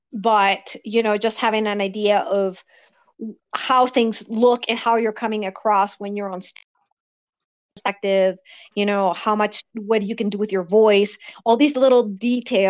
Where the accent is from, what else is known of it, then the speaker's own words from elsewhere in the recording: Valdivia, Los Ríos, Chile; also born or lived in London; now in United States; I grew up in Chile